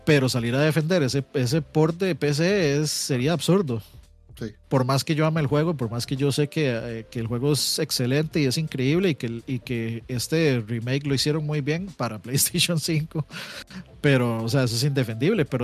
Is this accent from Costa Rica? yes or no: yes; Costa Rica; como Tico aterrizando en Costa Rica yo, me acuerdo